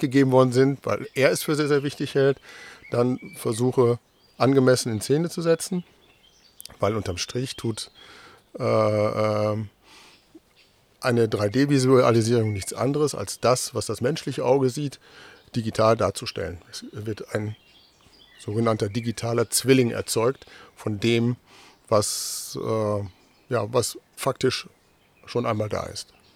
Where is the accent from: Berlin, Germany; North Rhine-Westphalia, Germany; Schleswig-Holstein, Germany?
North Rhine-Westphalia, Germany; moved away as an adult; now in Delmenhorst, Germany; bin gebürtiger äh, Westfale